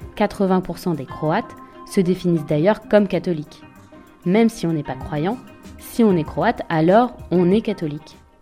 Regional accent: France; je suis française, européenne, de confession catholique

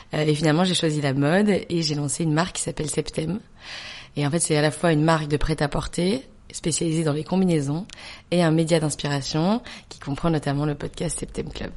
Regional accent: Belgium; moved away as an adult; also born or lived in New York; now in France; je suis belge. Toute ma famille est belge. J'ai grandi en Belgique. Je suis arrivée en France euh, au moment de master

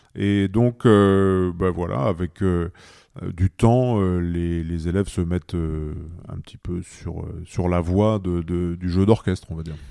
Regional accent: Pas-de-Calais, Hauts-de-France, France; moved away; also born or lived in Paris; j'ai commencé dans le Pas-de-Calais, dans mon village natal

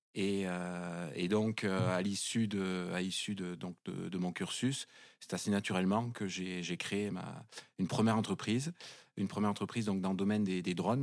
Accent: Cambo-les-Bains, Nouvelle-Aquitaine, France; moved away as an adult; also born or lived in Paris; je suis natif du Pays Basque. Je suis originaire de, de Cambo-les-Bains

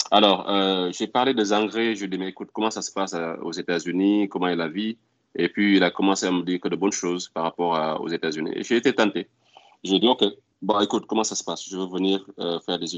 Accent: Morocco; now in Houston, United States; Mais je suis venu directement du Maroc à Houston.

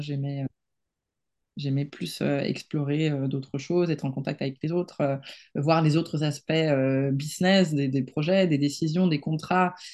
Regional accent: Barcelona, Catalonia, Spain; French is a second language; moved away as an adult; now in France; Moi, je suis espagnole à 100%. J'ai grandi à Barcelone

